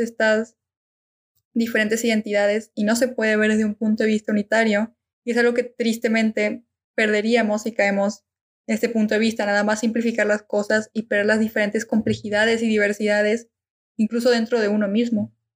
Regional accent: Argentina; now in Mexico; soy argentina

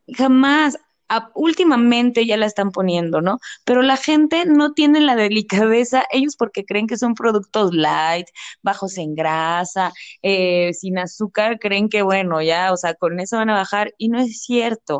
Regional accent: Mexico; es algo que también como mexicanos tenemos de la comida

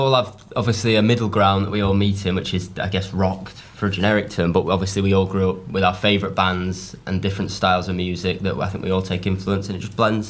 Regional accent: Warrington, North West England, United Kingdom; accent: Northern; I'm from Warrington near Manchester.

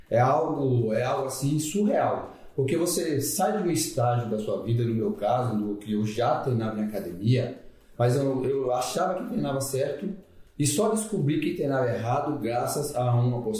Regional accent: Santo Antônio de Jesus, Bahia, Brazil; eu sou do interior da Bahia, Santo Antônio de Jesus, atualmente 53 anos

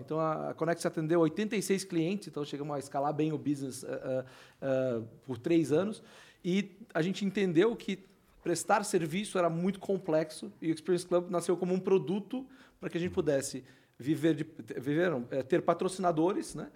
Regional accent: Florianópolis, Santa Catarina, Brazil; eu sou de Floripa, né?

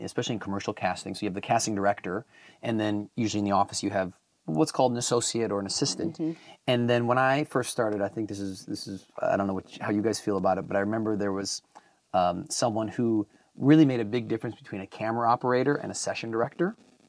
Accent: Wisconsin, United States; now in Los Angeles, United States; So, hello … I am, I'm originally from Wisconsin, but I've been out here in Los Angeles for over like almost 15 years now.

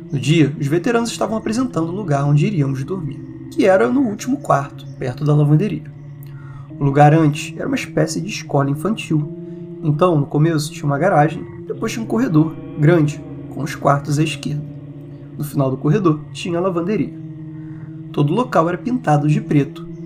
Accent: Areado, Minas Gerais, Brazil; Sou de Areado, que é uma cidade minúscula no sul de Minas

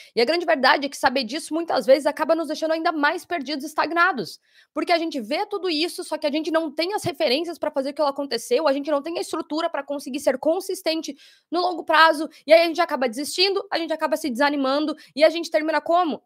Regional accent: Curitiba, Paraná, Brazil; now in Sydney, Australia; Curitiba, meus conterrâneos

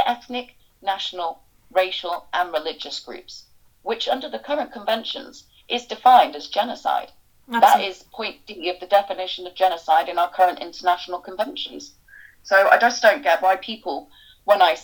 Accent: United Kingdom; our identity as British

